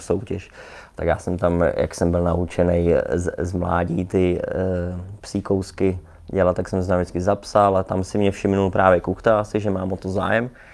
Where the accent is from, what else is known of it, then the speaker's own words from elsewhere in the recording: Prague, Czechia; also born or lived in Ostrava; my jsme bydleli tady v Praze ve Vršovicích